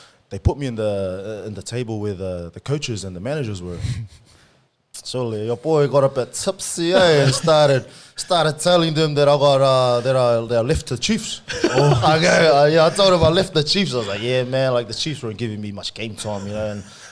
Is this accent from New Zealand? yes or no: yes; Auckland, New Zealand; English is a second language; moved away as an adult; also born or lived in Samoa; now in Rosebery, Australia; I was born in Samoa, moved to New Zealand when I was like 2 years old.